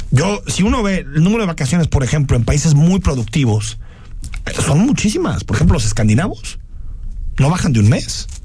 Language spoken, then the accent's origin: Spanish; Mexico